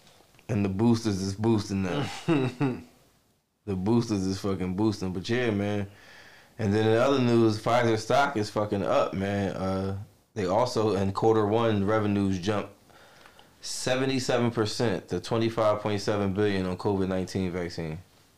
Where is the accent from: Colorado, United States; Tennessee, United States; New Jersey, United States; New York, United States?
New York, United States; Like, I'm from New York, nigga.